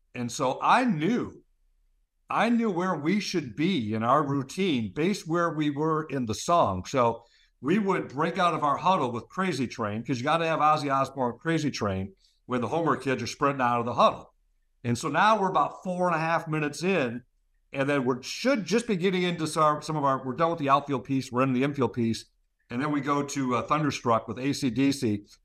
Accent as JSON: {"language": "English", "town": "Monroe", "region": "Michigan", "country": "United States", "tie": "born or raised there", "said": "I'm back in my hometown here at Monroe"}